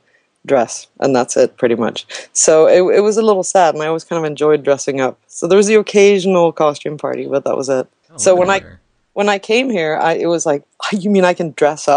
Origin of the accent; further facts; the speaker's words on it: Sweden; moved away; I grew up in Sweden